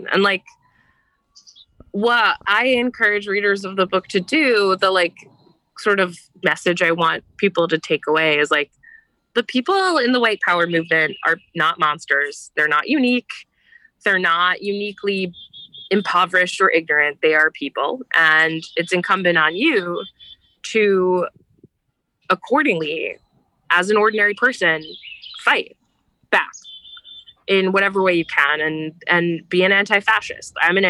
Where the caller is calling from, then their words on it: United Kingdom; Yeah, so I'm calling from the British countryside.